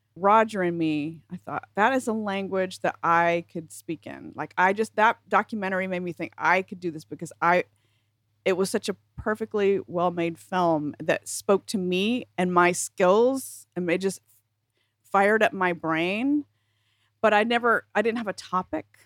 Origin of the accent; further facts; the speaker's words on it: South Carolina, United States; moved away; when I was still living in South Carolina and I was a teenager.